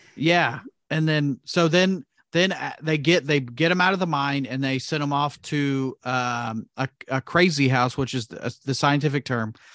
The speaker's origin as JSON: {"language": "English", "region": "Indiana", "country": "United States", "said": "we're both from Indiana, live in Indiana"}